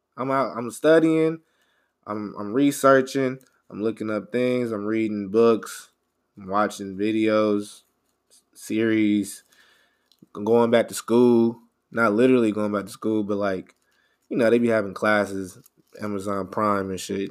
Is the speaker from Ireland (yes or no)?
no; Houston, Texas, United States; I grew up in Houston.